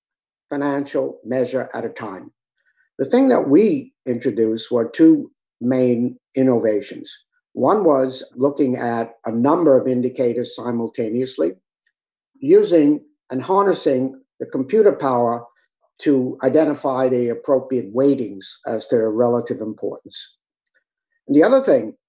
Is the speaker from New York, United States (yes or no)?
yes; New York, United States; also born or lived in Southern California; Born and raised in New York